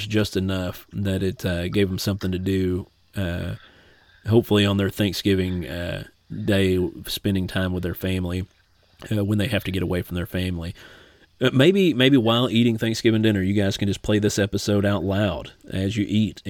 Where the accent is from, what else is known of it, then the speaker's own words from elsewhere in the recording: Martin County, Kentucky, United States; moved away; back in Martin County of my hometown